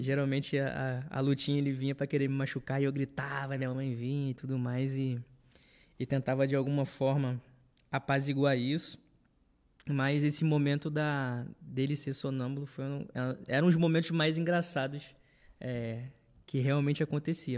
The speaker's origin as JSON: {"language": "Portuguese", "region": "Rio de Janeiro", "country": "Brazil", "tie": "born or raised there", "also_born_or_lived": "Olaria", "said": "hoje eu moro em Olaria, mas antigamente eu morava em Bom Sucesso com os meus pais, próximo aqui da igreja"}